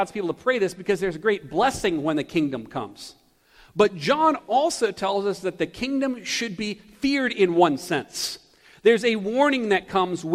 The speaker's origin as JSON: {"language": "English", "town": "Taylors", "region": "South Carolina", "country": "United States", "tie": "born or raised there", "also_born_or_lived": "Greenville, South Carolina", "said": "I was born in Greenville, but grew up in Taylors, in the country right outside of Greenville"}